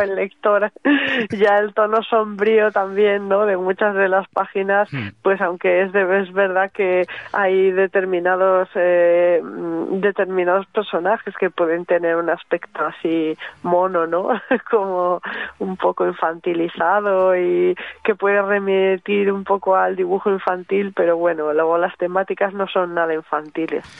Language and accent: Spanish; Barakaldo, Basque Country, Spain; mi tierra, ¿no? De Baracaldo, de la margen izquierda